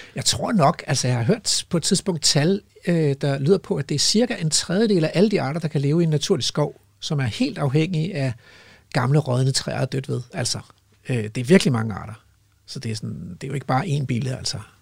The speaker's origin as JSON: {"language": "Danish", "town": "Hellested", "region": "Zealand", "country": "Denmark", "tie": "born or raised there", "moved": "yes", "said": "jeg spillede jo fodbold som barn i Hellested Gymnastik og Idrætsforening nede på Stævns"}